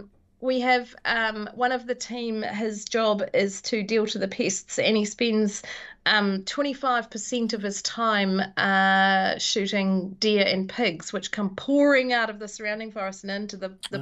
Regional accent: Invercargill, Southland, New Zealand; I hail from down there. So I was born in Invercargill, and my grandparents lived in the Catlins for many, many, many, many years. And so I had a joyous childhood, hanging out in the bush down there.

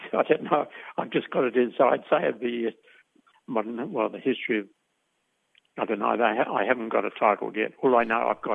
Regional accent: Australia; my feeling of being an Australian, a proud Australian

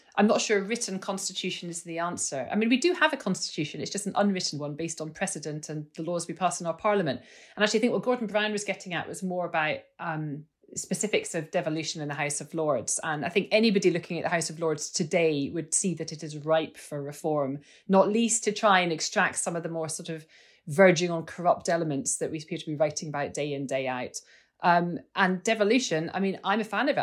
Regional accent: Scotland, United Kingdom; I'm a Scot

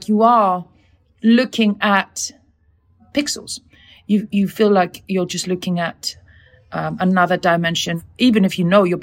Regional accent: Iceland; I come from Iceland

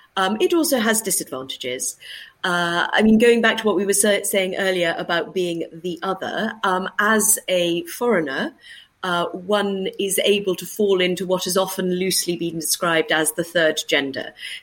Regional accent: United Kingdom; As a British diplomat, I would have the ability to engage as a diplomat in the same way with the same groups of people

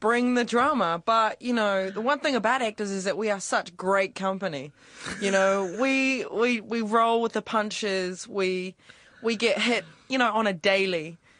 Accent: New Zealand; accent: New Zealand; I made my New Zealand accent as sort of fresh as possible, like that I was from out west, actually.

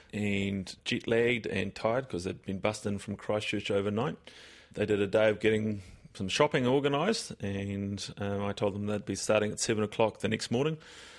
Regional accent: South Africa; moved away; As a South African, I'm particularly sensitive. We moved to this country in 77 before it became a necessity to leave South Africa.

